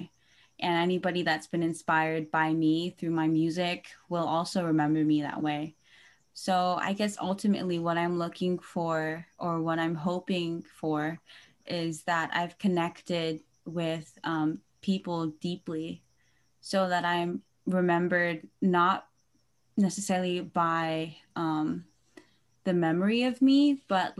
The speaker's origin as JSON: {"language": "English", "town": "Santa Clarita", "region": "California", "country": "United States", "also_born_or_lived": "Philippines", "moved": "yes", "said": "I am originally from here, right here in California, Santa Clarita, and then back in 2009, I moved to the Philippines, and I was living there for the past 10 years"}